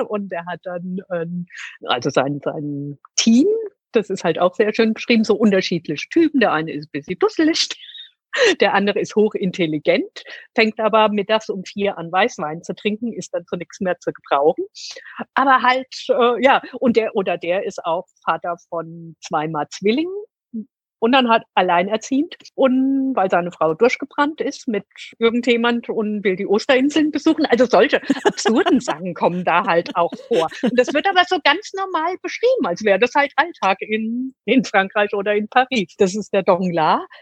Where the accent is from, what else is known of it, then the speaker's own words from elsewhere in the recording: Germany; hier bei uns in Deutschland